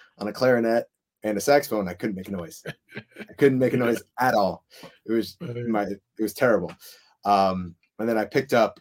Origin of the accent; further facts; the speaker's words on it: Highland Park, Illinois, United States; moved away as an adult; also born or lived in Fairfax, Virginia; I grew up in Highland Park, Illinois, which is about 30 minutes north of Chicago